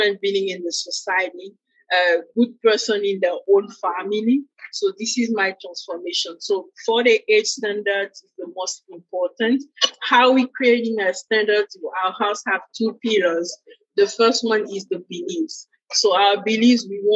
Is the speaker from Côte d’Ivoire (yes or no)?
yes; Côte d’Ivoire; moved away; also born or lived in Senegal; I'm originally from West Africa, Côte d'Ivoire, and in Ivory Coast, the culture is the way good humor is something normal.